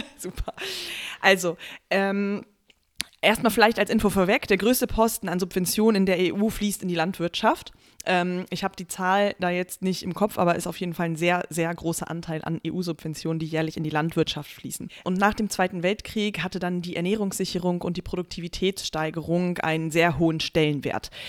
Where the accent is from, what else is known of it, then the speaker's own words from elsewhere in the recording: Germany; bei uns in Deutschland